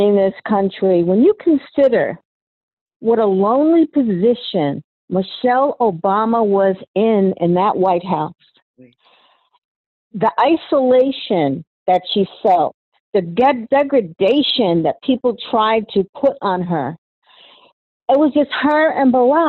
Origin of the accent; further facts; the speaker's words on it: United States; I was born in America